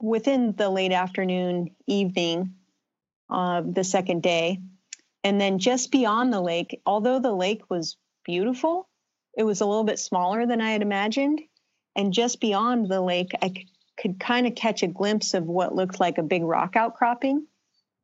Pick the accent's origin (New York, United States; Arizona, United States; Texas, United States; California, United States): California, United States; the Bay Area; I grew up in California in the Bay Area